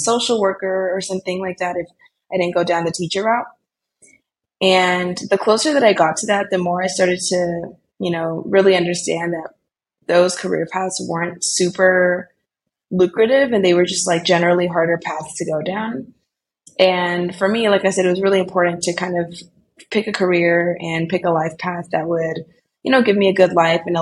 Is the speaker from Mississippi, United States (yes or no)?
no; Bay Area, California, United States; also born or lived in Colombia; I was born in Colombia, but I grew up in California in the Bay Area.